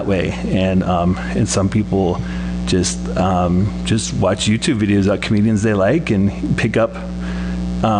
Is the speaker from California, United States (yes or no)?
no; Portland, Oregon, United States; moved away as an adult; I'm from Portland, Oregon